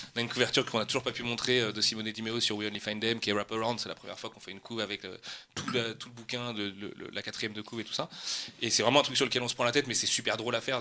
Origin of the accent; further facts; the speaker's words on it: Nantes, Pays de la Loire, France; moved away as an adult; now in Oise, France; Moi, je suis un vrai Nantais, euh, vrai Nantais. et je déménageais pour la première fois de ma vie loin de Nantes